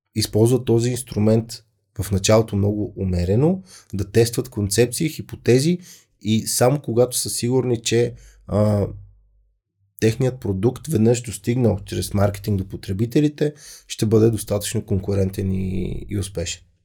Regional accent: Bulgaria; Аз съм българин

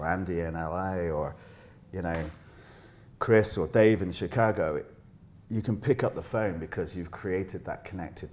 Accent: Bristol, South West England, United Kingdom; moved away as an adult; now in Dubai, United Arab Emirates; I grew up in Bristol in the UK

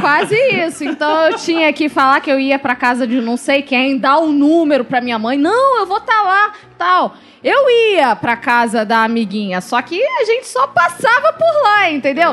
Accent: Rio de Janeiro, Brazil; sou da Ilha do Governador

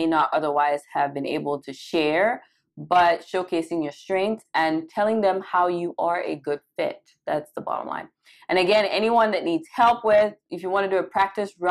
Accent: Cameroon; moved away as an adult; also born or lived in Caribbean; now in United States; I was born and raised in Cameroon. I lived there for a majority of my life.

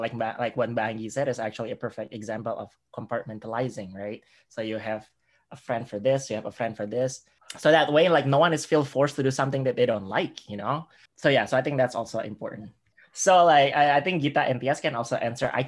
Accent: United States; I'm American. This is like U.S. education system.

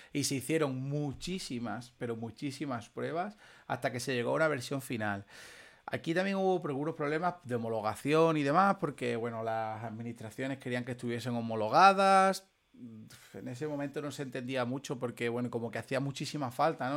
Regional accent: Extremadura, Spain; nosotros somos de Extremadura

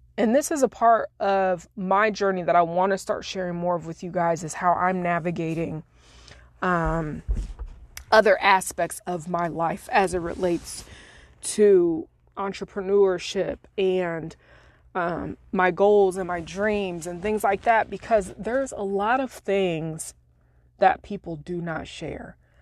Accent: Springfield, Illinois, United States; moved away as an adult; now in Florida, United States; I used to have retreats back in my hometown in Springfield, Illinois, where I used to live

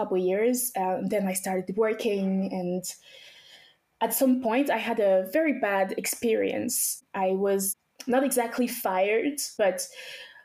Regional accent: France; also born or lived in Togo / Benin; I was actually born in Togo, West Africa. I grew up until I was about 7 years old in Benin. So after I was born in Togo, my family and I went straight to Benin, which are close countries. They're basically the same culture. After that, we came straight to France. This is when I started going to middle school

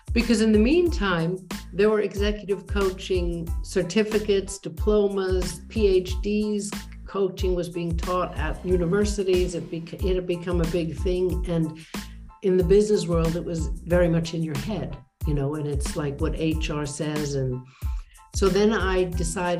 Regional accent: United States; first language English; moved away; also born or lived in London / Switzerland; being an American, being native English speaking

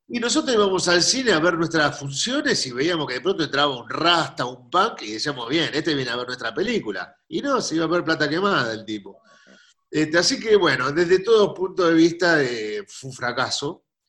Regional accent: Buenos Aires, Argentina; los porteños somos

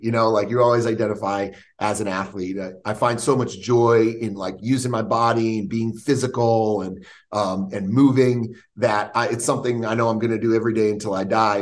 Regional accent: Stamford, Connecticut, United States; now in Florida, United States; I grew up outside New York City, uh, about 40 minutes outside the city in Stamford, Connecticut

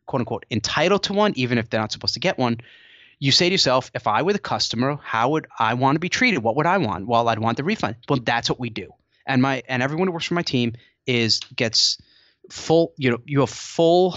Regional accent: Rockland County, New York, United States; she was from Suffern, New York, which is in Rockland County. That's where I'm from

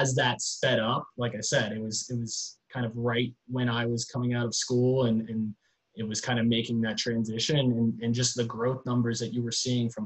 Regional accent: Gainesville, Florida, United States; I grew up in Gainesville, Florida, about an hour and a half up the road from Orlando.

